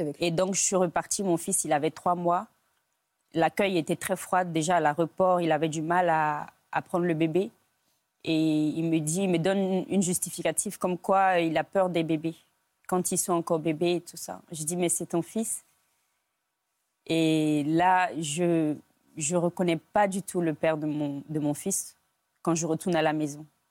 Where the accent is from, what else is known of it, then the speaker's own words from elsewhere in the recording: Côte d’Ivoire; moved away as an adult; now in France; J'ai grandi en Côte d'Ivoire. Je suis née, euh, en Côte d'Ivoire.